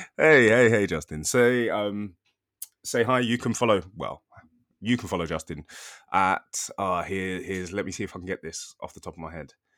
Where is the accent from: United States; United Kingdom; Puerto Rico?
United Kingdom; I'm British